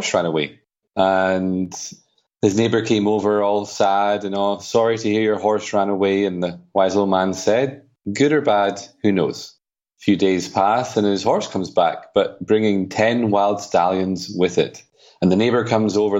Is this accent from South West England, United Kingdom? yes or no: no; Edinburgh, Scotland, United Kingdom; now in Spain; I'm from Edinburgh, but I live in Spain.